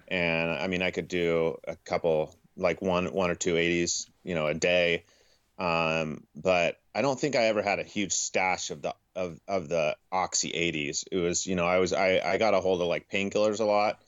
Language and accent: English; Portland, Oregon, United States; also born or lived in Houston, Texas; I grew up right outside of Portland, Oregon